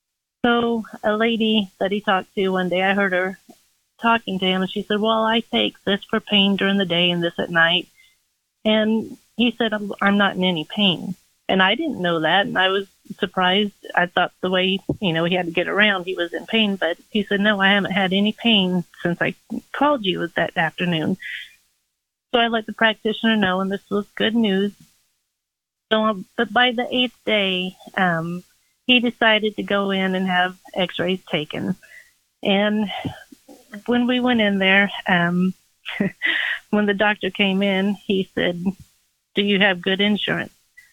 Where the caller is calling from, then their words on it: Indianapolis, Indiana, United States; I'm from Indianapolis.